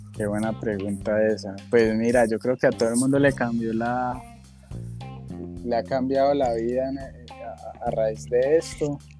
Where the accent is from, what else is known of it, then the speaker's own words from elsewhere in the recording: Cali, Valle del Cauca, Colombia; Yo soy caleño